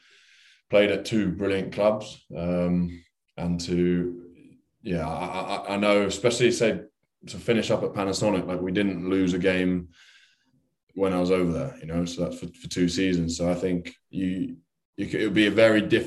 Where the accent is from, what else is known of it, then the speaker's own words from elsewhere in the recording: London, United Kingdom; as a Englishman who's lived in pretty much around London his whole life